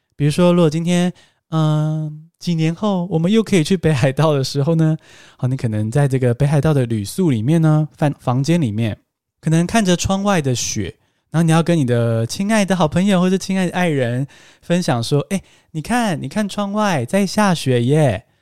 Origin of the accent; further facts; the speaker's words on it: Taiwan; 我们台湾人